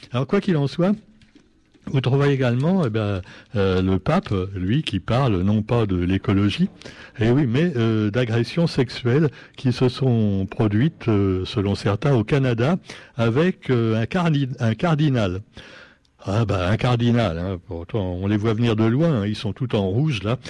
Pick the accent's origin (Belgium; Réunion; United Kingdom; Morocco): Réunion; chez nous, à La Réunion